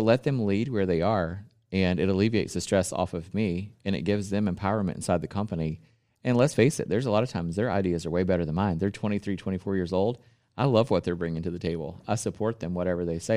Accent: the South, United States; I'm from the South

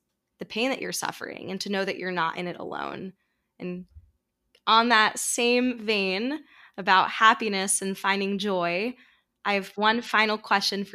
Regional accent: New York City, New York, United States; growing up in New York City

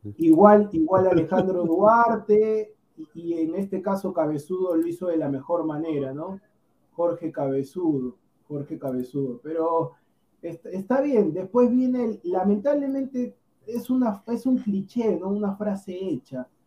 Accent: Peru; yo siendo peruano

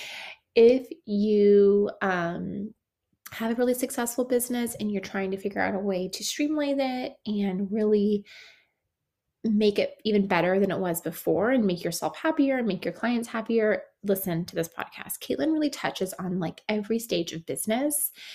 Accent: Bay Area, California, United States; I grew up in the Bay Area

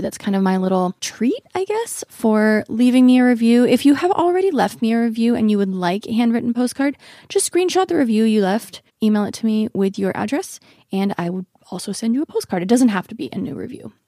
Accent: Oregon, United States; now in Los Angeles, United States; I grew up in Oregon

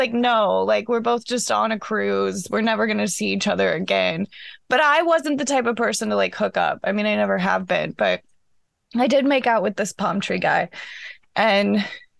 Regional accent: Iowa, United States; I was from Iowa and we didn't have palm trees

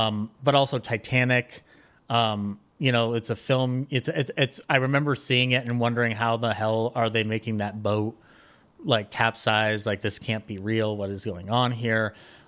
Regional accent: Colorado, United States; also born or lived in Glendale, California; I was born in Glendale, California, actually, but my parents moved to Colorado when I was young, and I grew up

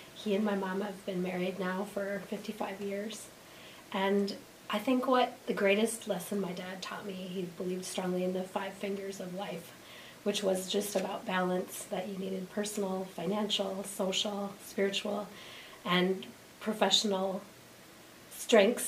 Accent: Chaska, Minnesota, United States; moved away; Originally born in a suburb of Minneapolis

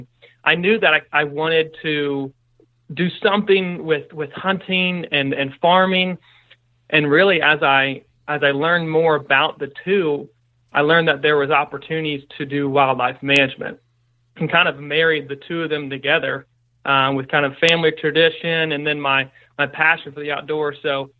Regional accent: Virginia, United States; Yeah, so for me, I grew up on the East Coast. I'm a Virginia native and spent 22 years of my life growing up there

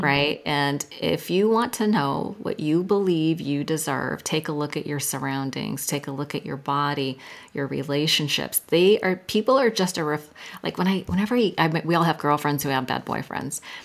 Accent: Silicon Valley, California, United States; I'm from Silicon Valley and I was in high tech sales

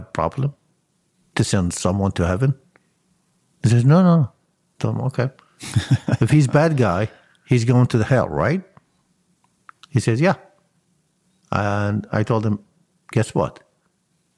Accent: Mosul, Nineveh, Iraq; English is a second language; moved away as an adult; now in United States; I raise and born and raised in Mosul

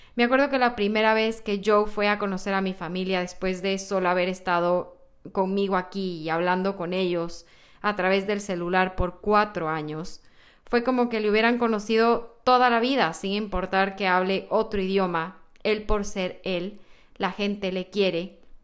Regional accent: Ecuador; moved away as an adult; now in United States; qué había en Ecuador, qué comemos allá

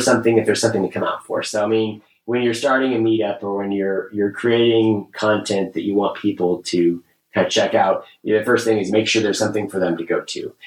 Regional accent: Kansas, United States; I grew up in Kansas

